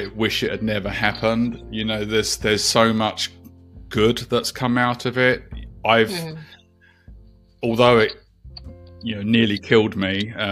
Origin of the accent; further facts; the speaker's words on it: London, United Kingdom; moved away as an adult; now in New Zealand; I'm actually originally from the UK. I was born in London, and I migrated to New Zealand just before the millennium